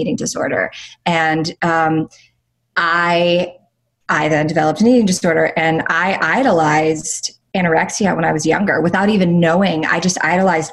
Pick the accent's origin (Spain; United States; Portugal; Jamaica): United States; Greenville, South Carolina; moved away as an adult; also born or lived in New York, United States; now in Los Angeles, United States; at 18 years old, I moved from Greenville, South Carolina to New York 2 days after I graduated high school